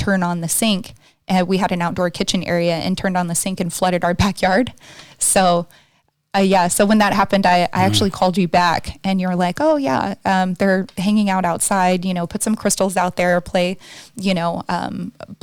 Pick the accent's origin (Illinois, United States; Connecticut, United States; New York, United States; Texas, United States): Texas, United States; now in Costa Mesa, United States; I'm from Texas